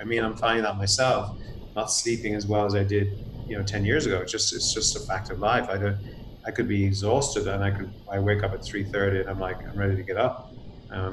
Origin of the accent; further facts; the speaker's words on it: Ireland; moved away as an adult; now in United States; I'm actually from Ireland myself